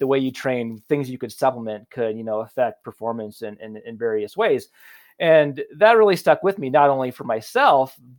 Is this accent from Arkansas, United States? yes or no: no; Carroll, Iowa, United States; moved away as an adult; also born or lived in Omaha, Nebraska; I'm a hick from Carroll, Iowa